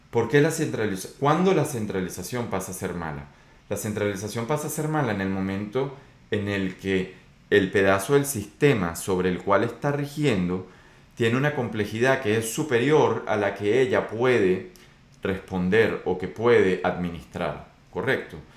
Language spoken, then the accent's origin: Spanish; Venezuela; Pero yo soy de Venezuela y cuando digo estas cosas, pues es porque las viví, no porque me lo contaron.